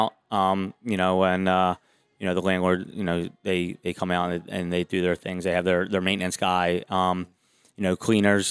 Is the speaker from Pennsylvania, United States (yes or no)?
yes; Philadelphia, Pennsylvania, United States; I'm from Far Northeast